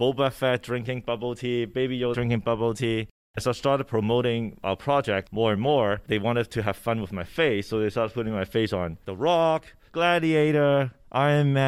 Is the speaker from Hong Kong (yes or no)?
yes; Hong Kong; English is a second language; moved away; also born or lived in Vancouver, Canada; I was born in Hong Kong and grew up partly there, partly in Vancouver, Canada